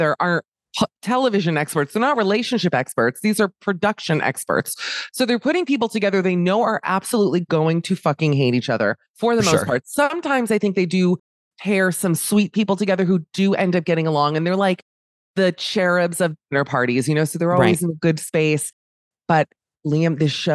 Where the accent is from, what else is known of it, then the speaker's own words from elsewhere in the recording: Miami, Florida, United States; I'm from Miami